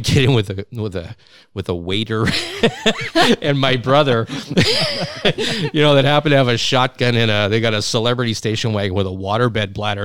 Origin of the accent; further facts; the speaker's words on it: Regina, Saskatchewan, Canada; now in British Columbia, Canada; I'm from Regina